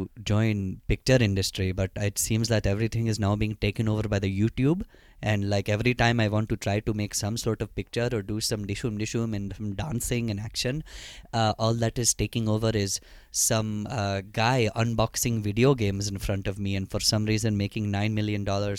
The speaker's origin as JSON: {"language": "English", "town": "Princeton", "region": "New Jersey", "country": "United States", "also_born_or_lived": "West Coast", "moved": "yes", "said": "I'm actually from Princeton, New Jersey. it's a fantastic location between New York and Philadelphia. The not shitty area of New Jersey, the crossroads of the revolution, what it's known as in the textbooks."}